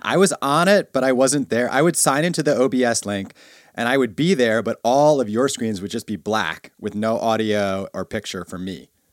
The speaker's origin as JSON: {"language": "English", "town": "New York City", "region": "New York", "country": "United States", "tie": "born or raised there", "said": "my whole high school experience in, uh, Bay Ridge, Brooklyn"}